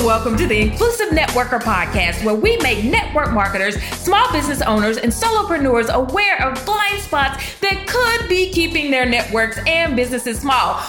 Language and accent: English; the South, United States; I was raised in the South